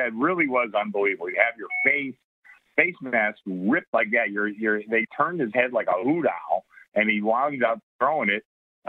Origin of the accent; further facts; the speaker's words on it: Pittsburgh, Pennsylvania, United States; accent: Pittsburgh; You got to understand my Pittsburgh accent sometimes.